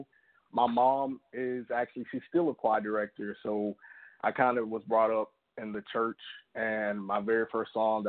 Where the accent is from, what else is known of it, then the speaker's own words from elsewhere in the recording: Alabama, United States; I'm from Alabama, small town in Alabama